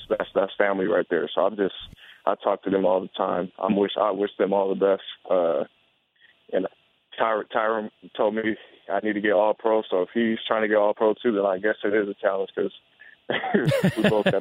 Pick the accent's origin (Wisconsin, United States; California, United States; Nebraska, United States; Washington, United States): California, United States; San Diego; moved away; Back home, I'm from San Diego